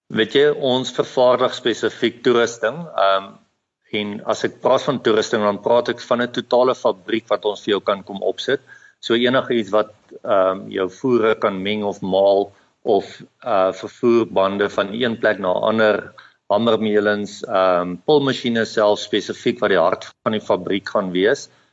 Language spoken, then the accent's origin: Afrikaans; Adelaide, Eastern Cape, South Africa; ek het in die Oos-Kaap groot geword in 'n klein dorp met die naam van Adelaide